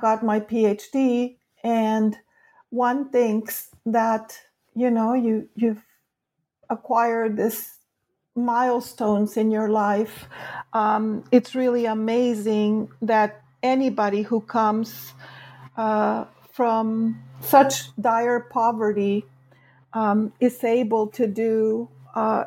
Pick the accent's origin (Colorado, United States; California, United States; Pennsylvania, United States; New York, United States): California, United States; also born or lived in Mexico; I grew up in California